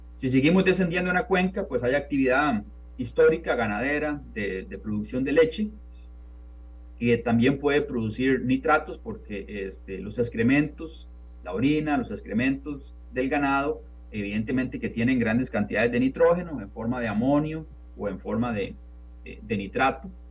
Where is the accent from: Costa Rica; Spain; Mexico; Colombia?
Costa Rica; San Antonio de Belén, Heredia; moved away as an adult; now in Texas, United States; yo recuerdo de cuando niño viviendo en San Antonio de Belén